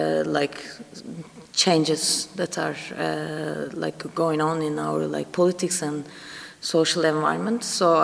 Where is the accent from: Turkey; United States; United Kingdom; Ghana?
Turkey; Istanbul; moved away as an adult; now in Germany; I recently migrated to Germany. I'm originally from Istanbul.